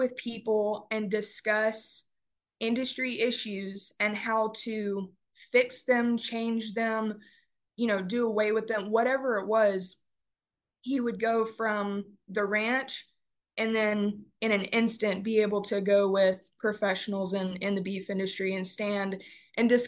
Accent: Beeville, Texas, United States; now in Canyon, United States; I am from Beeville, Texas. I was born and raised on our family-owned and operated ranch there in Bee County

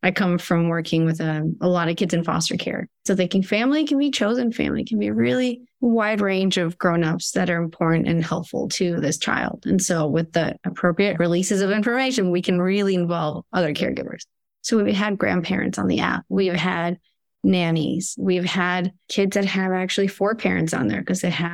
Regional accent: Argentina; moved away; I come from Argentina

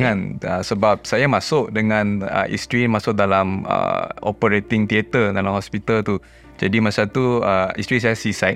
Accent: Penang, Malaysia; saya dari Penang dari pekan yang kecil kampung saya

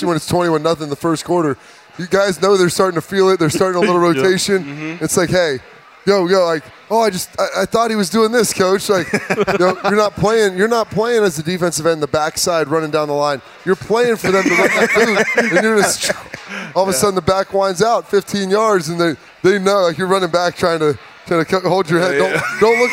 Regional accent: the Big Ten footprint, Midwest, United States; I grew up in the Big Ten footprint

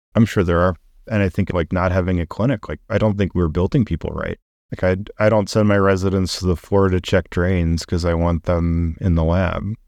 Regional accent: Boulder, Colorado, United States; I grew up in Boulder, Colorado, thinking that everybody was rich and white

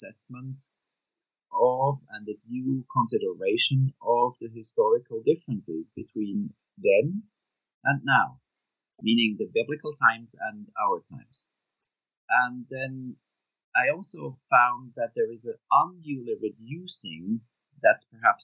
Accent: Switzerland; moved away as an adult; also born or lived in Jerusalem / Harvard; I was born and raised in Switzerland in a very modest working class home

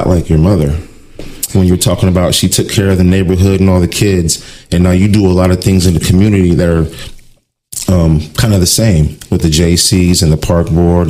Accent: Springfield, United States; we're from Springfield

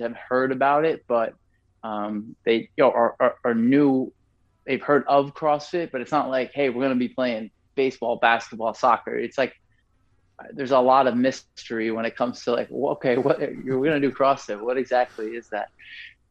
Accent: Franklin, New Jersey, United States; I'm from Franklin. I grew up here. I went to high school here.

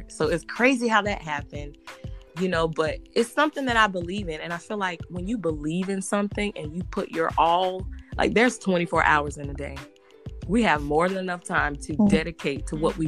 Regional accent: Garner, North Carolina, United States; also born or lived in Raleigh, North Carolina; I'm from Raleigh, North Carolina, but I grew up in a town called Garner, and it's a country town here.

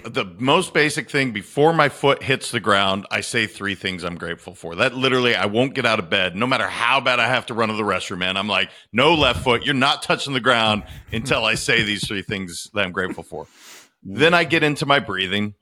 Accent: Montana, United States; I am from Montana

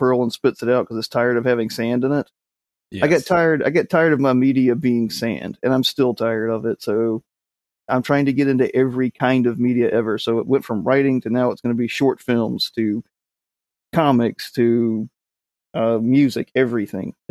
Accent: the South, United States; I'm from the South, which means we just butcher words anyway

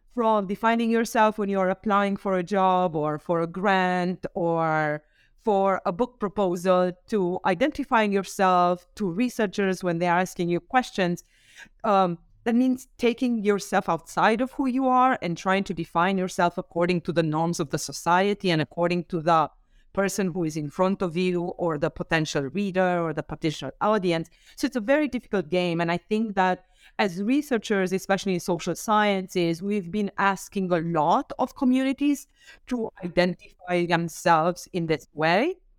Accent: Romania; now in New York, United States; I came from Romania originally and right now I'm based in, um, New York

